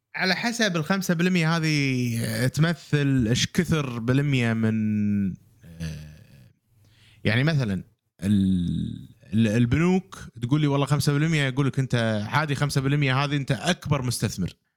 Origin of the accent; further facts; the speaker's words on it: Kuwait; عندنا بالكويت